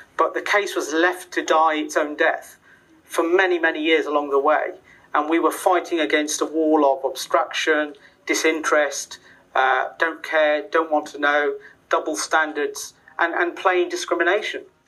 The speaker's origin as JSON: {"language": "English", "town": "Coventry", "region": "West Midlands", "country": "United Kingdom", "tie": "born or raised there", "said": "my hometown of Coventry."}